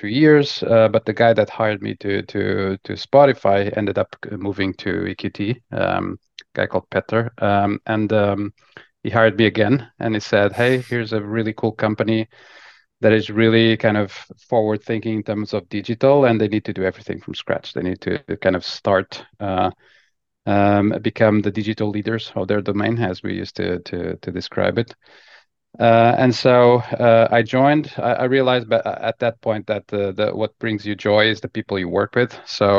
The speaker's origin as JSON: {"language": "English", "region": "Lisbon", "country": "Portugal", "said": "I'm originally from Lisbon, Portugal, and started my career in consulting."}